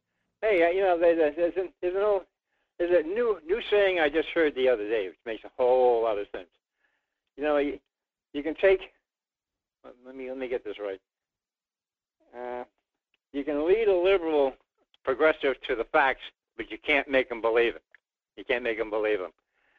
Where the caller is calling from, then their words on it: Rhode Island, United States; in Rhode Island.